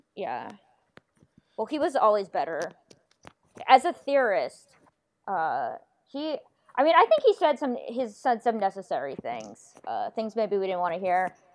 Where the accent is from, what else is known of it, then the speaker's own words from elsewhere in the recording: North Carolina, United States; I'm from North Carolina